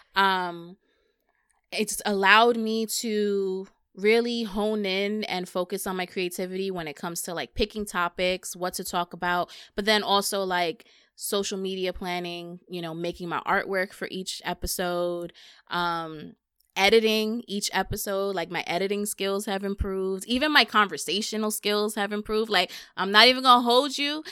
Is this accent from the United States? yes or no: yes; New York City, New York, United States; I'm from the Bronx